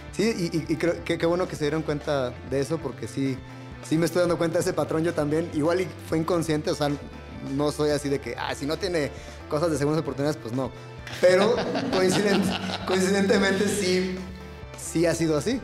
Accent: Guadalajara, Jalisco, Mexico; now in Mexico City, Mexico; yo crecí eh, en Guadalajara

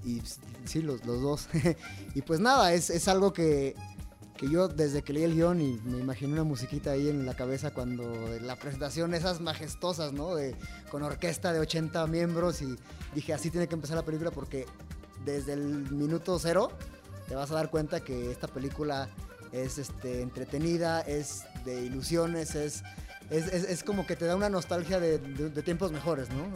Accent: Jalisco, Mexico; yo soy de Jalisco

